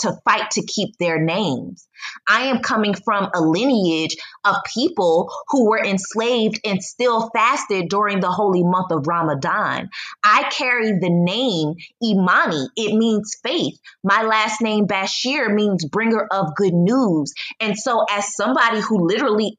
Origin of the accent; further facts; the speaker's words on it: United States; also born or lived in Poland / China / Egypt; now in Mexico; Although I am a Black American, I still am an American